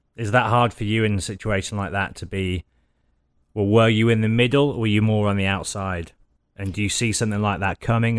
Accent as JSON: {"language": "English", "region": "Midlands", "country": "United Kingdom", "said": "I come from the Midlands"}